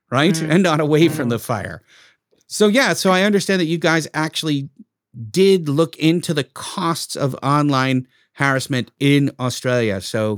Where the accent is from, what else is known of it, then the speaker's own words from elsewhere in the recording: Brooklyn, New York, United States; accent: Brooklyn; My Brooklyn accent could be a lot worse than this. Then I could talk like that. Then I really sound like I'm from Brooklyn.